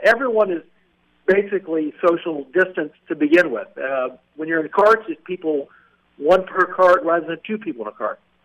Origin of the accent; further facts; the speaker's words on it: Seymour, Indiana, United States; I grew up in a little town called Seymour, Indiana.